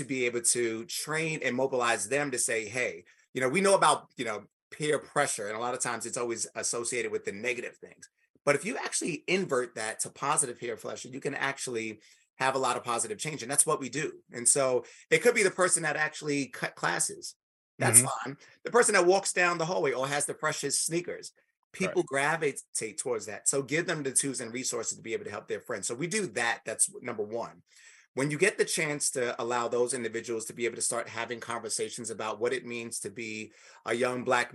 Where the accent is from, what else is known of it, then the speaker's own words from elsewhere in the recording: New York City, New York, United States; I'm from New York City, grew up in the projects, from Spanish Harlem